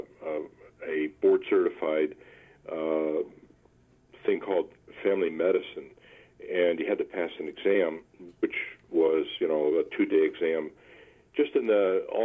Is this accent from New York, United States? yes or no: no; Williamsport, Pennsylvania, United States; also born or lived in Oklahoma / Massachusetts; now in Vermont, United States; I'm a Pennsylvania guy. I grew up in central Pennsylvania in a town called Williamsport